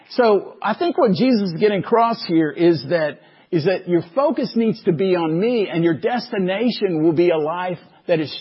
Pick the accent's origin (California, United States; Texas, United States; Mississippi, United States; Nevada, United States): Texas, United States; Waco; growing up in Waco